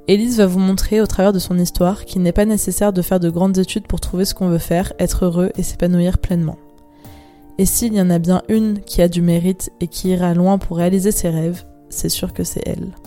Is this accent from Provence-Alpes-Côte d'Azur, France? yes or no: yes; Toulon, Provence-Alpes-Côte d'Azur, France; j'ai 23 ans, j'ai grandi à Toulon, comme Juliette.